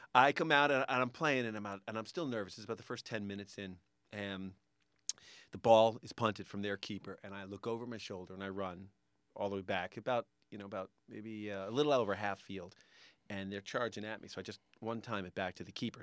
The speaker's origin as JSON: {"language": "English", "region": "Connecticut", "country": "United States", "tie": "born or raised there", "said": "I grew up in Connecticut"}